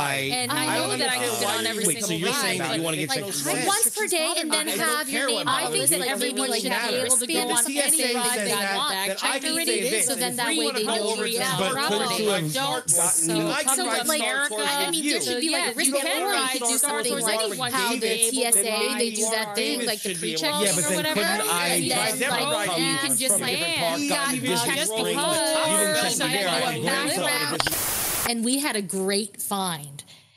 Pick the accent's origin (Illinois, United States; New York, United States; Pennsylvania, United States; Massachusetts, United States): New York, United States; I'm from New York